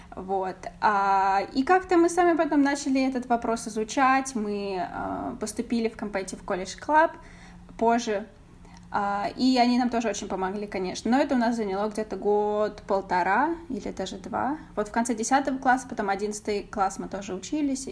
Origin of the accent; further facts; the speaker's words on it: Voronezh, Voronezh Oblast, Russia; moved away as an adult; now in United States; Мы из Воронежа